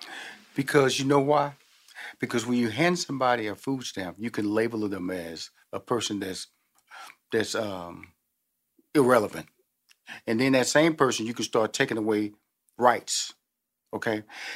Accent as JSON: {"language": "English", "town": "Houston", "region": "Texas", "country": "United States", "said": "I came from the hood. I came from Fifth Ward. I came from a neighborhood where my parents had to get us out, and we moved to a neighborhood a little bit better"}